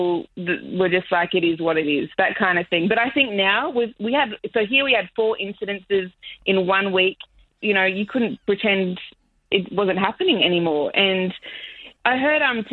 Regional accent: Australia; moved away as an adult; now in Miami, United States; I am white Australian

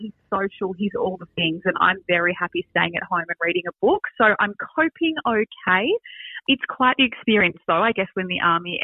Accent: Australia; we are Australian

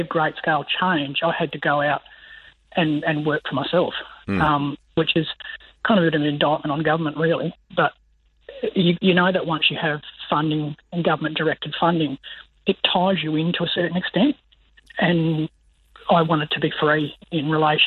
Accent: the Pilbara, Western Australia, Australia; I'm a kid from the Pilbara.

